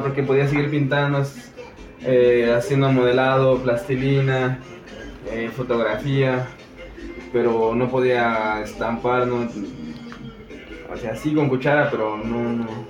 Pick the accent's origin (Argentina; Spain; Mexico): Mexico; Matehuala, San Luis Potosí; moved away; de Matehuala, San Luis Potosí. Eh, es la parte norte de San Luis Potosí